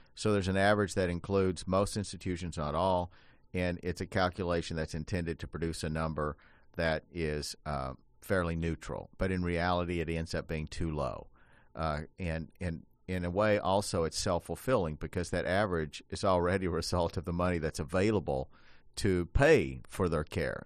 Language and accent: English; Appalachia, United States; I grew up in Appalachia